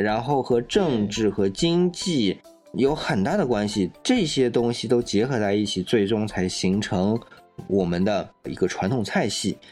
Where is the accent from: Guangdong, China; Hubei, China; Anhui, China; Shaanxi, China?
Guangdong, China; 我们广东人